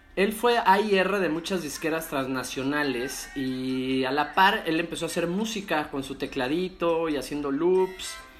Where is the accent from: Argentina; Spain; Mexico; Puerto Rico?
Mexico; now in Playa del Carmen, Mexico; Yo soy mexicano